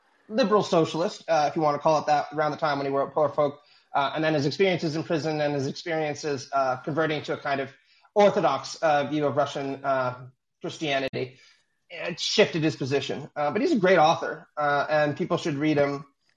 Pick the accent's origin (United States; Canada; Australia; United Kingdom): Canada; as a Canadian